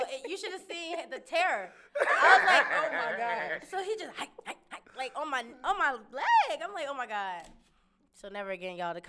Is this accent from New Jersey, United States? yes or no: yes; Newark, New Jersey, United States; moved away as an adult; also born or lived in Garner, North Carolina / Haiti (family); now in North Carolina, United States; I'm from Jersey, North New Jersey